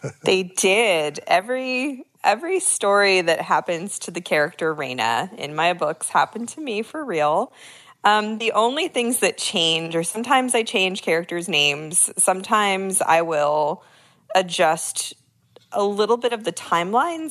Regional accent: San Francisco, California, United States; moved away as an adult; I was born and raised in San Francisco

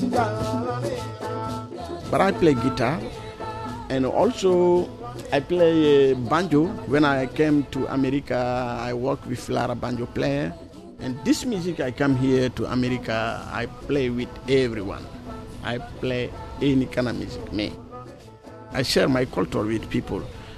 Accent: Mali; now in Washington, D.C., United States; I'm from Mali, West Africa.

